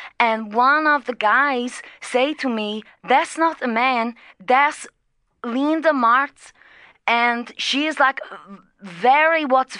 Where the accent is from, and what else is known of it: Brazil; English is a second language; now in Dublin, Ireland